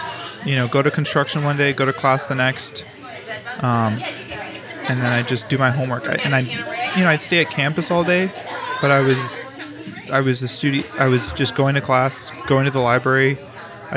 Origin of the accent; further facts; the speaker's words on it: St. Louis, Missouri, United States; also born or lived in Kansas City / Colorado; whenever I was 8, we moved from Colorado to St. Louis. So kind of my upbringing was broken up into a couple different parts